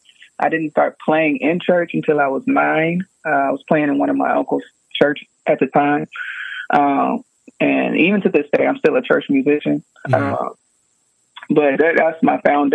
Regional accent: Houston, Texas, United States; I'm from Houston, Texas.

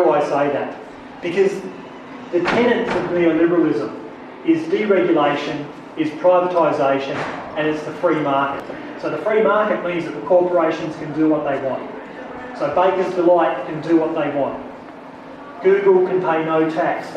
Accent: Blue Mountains, New South Wales, Australia; I grew up here in the Blue Mountains in the 70s and 80s

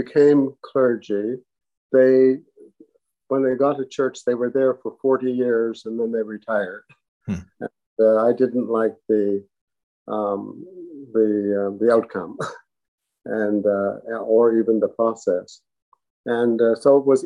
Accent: New Glasgow, Nova Scotia, Canada; moved away; I was born and brought up in New Glasgow, Nova Scotia, in a segregated Black community

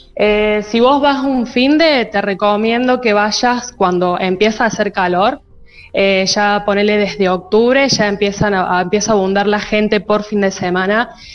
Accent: Alpa Corral, Córdoba, Argentina; now in Río Cuarto, Argentina; actualmente estoy viviendo en Río Cuarto, pero soy oriunda de Alpa Corral

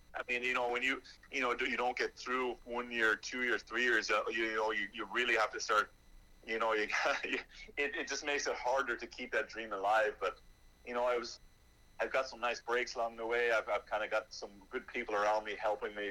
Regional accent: Ireland; moved away as an adult; now in Charlotte, United States; I grew up in Ireland

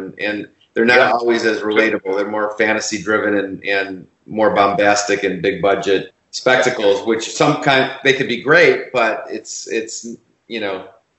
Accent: Chicago, Illinois, United States; moved away as an adult; also born or lived in New York; now in Los Angeles, United States; I grew up in Chicago, and then I went to University of Illinois for undergrad and New York University for graduate school, and then I came out to Los Angeles.

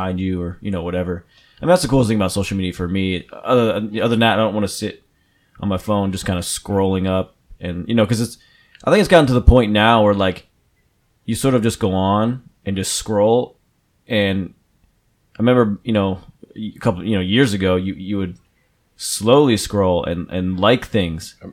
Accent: New Jersey, United States; I'm from New Jersey

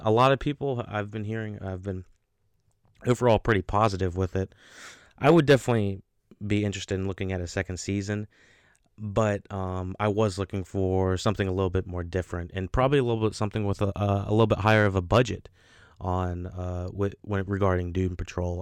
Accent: North Carolina, United States; North Carolina, my home state.

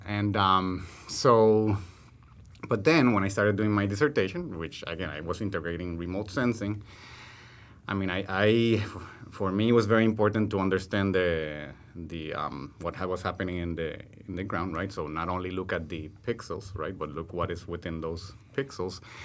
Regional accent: Puerto Rico; moved away; also born or lived in Amazon; my Puerto Rican reality

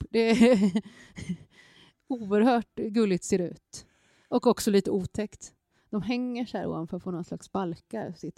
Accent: Gangnam, Seoul, South Korea; born there; just för att jag inser att jag är född i Gangnam

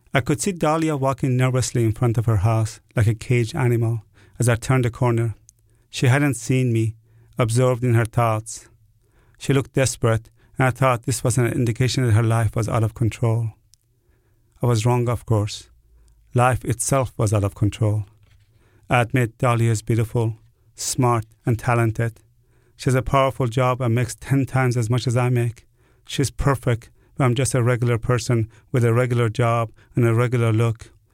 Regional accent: Iran; now in New Orleans, United States; I was born in Iran

